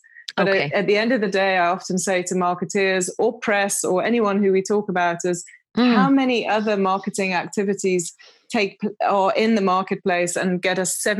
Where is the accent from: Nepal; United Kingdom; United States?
United Kingdom; accent: British; now in South Africa; Often confuses people in South Africa because they're expecting a South African accent and I'm very British.